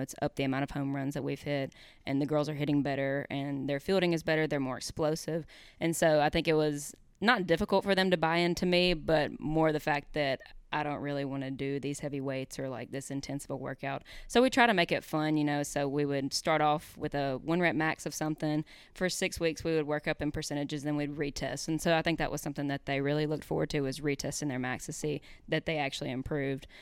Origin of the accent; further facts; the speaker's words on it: Hernando, Mississippi, United States; I'm from Hernando, Mississippi. I grew up here.